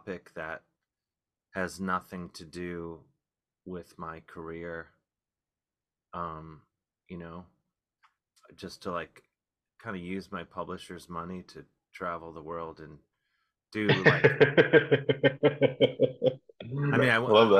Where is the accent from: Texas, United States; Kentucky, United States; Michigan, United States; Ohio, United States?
Ohio, United States; Cleveland; growing up in Cleveland